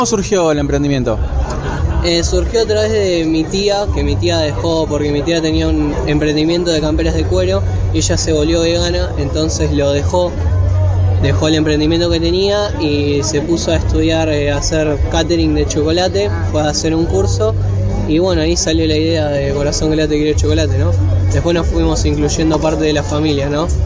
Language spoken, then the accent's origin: Spanish; Quilmes, Buenos Aires Province, Argentina; Porque como la mayoría de acá somos de Quilmes, ¿no?